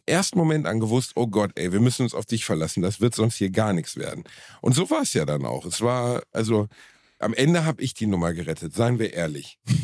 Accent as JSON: {"language": "German", "town": "Gelsenkirchen", "region": "North Rhine-Westphalia", "country": "Germany", "tie": "born or raised there", "said": "Ich war Torwart beim TuS Rotthausen in meiner Heimatstadt"}